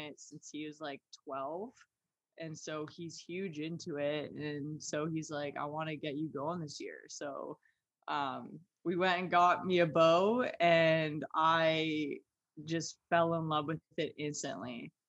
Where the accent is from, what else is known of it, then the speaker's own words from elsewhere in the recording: Ontario, Canada; now in Michigan, United States; I'm from Ontario